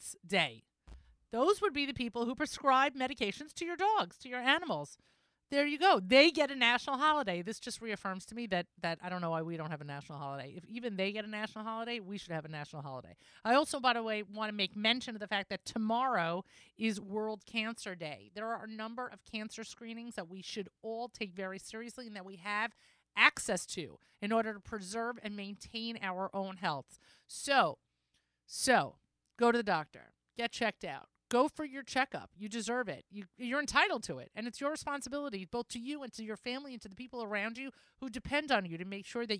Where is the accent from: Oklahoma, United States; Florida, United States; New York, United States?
New York, United States; I'm a New Yorker